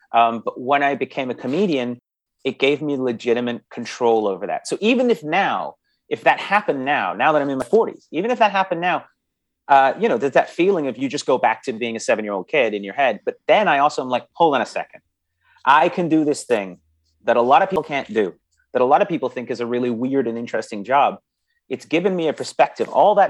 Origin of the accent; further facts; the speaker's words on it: Canada; accent: English; also born or lived in England; so I was born in England, and when I moved to Canada, I was 5 years old. So I was really young, and I had a very thick English accent.